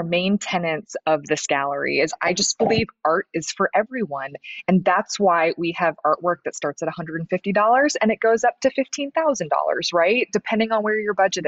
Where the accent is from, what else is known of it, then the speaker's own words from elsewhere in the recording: Des Moines, Iowa, United States; moved away as an adult; also born or lived in Los Angeles; now in Des Moines, United States; we're both from Des Moines